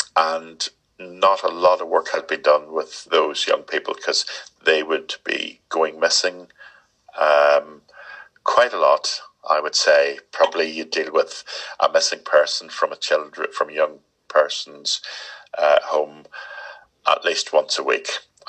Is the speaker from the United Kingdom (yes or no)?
no; Ireland; But it does help me being Irish.